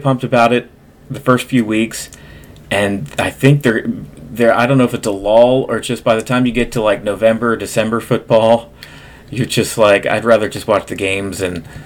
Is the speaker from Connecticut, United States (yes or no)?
no; New Jersey, United States; moved away; We're both from the South Jersey area initially